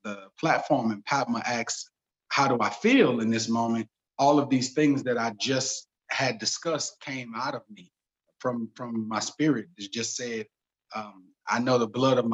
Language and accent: English; St. Louis, Missouri, United States; I'm from St. Louis, and St. Louis is very segregated